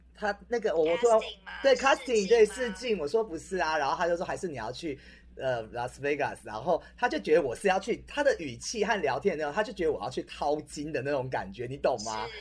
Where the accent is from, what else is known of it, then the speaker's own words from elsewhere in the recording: Taiwan; 我们其实台湾人